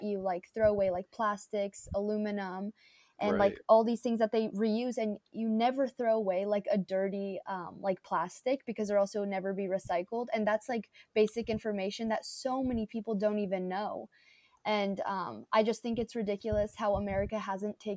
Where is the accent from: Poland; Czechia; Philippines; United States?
Czechia; moved away; I'm from the Czech Republic